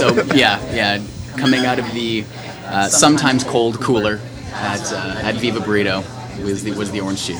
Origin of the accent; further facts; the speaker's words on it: Phoenix, Arizona, United States; moved away; also born or lived in Tucson, Arizona; So I think my favorite breakfast is from back home in Arizona. I grew up in Phoenix, went to school in Tucson.